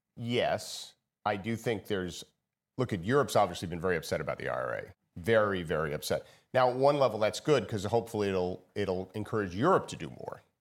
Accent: United States; I'm an American.

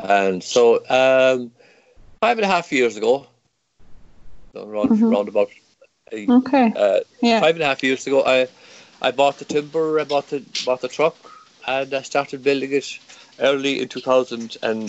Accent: Ireland; first language Irish; English is a second language; Irish language is my first language. I'm speaking my second language. It's the predominant, it's the only language in this village to this day.

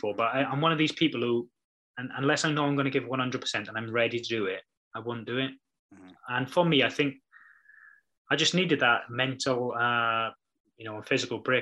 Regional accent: Wales, United Kingdom; being Welsh

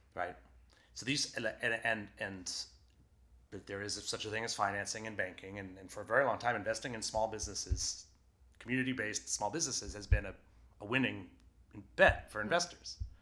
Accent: Waterville, Maine, United States; I grew up in Waterville where Colby College is

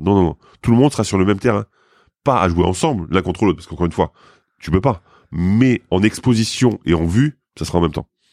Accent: Lorraine, Grand Est, France; moved away; je viens de Lorraine, hein, mais euh, dans, ma famille, il y a quand même eu des mineurs

